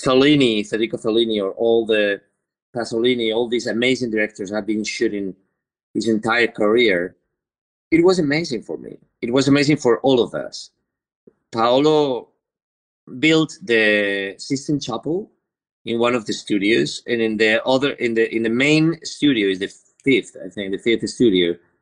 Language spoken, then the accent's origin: English; Spain; English is a second language; I'm from the Mediterranean. I'm Spanish